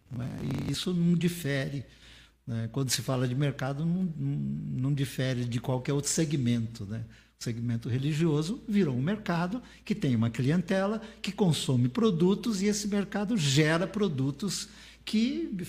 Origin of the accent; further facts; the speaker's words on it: Vila Zatt, São Paulo, Brazil; nessa igreja onde eu fui criado havia um estatuto. Igreja Batista de Vila Zate.